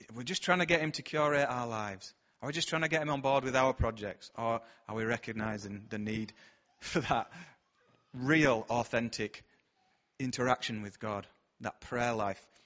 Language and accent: English; Bradford, Yorkshire and the Humber, United Kingdom; We're from Bradford